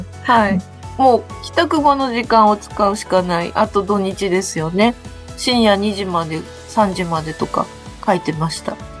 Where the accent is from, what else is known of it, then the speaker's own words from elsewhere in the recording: Ibaraki, Japan; moved away; 私は茨城県出身で